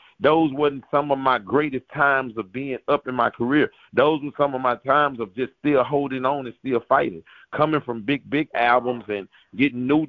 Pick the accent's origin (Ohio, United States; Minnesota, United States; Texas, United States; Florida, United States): Texas, United States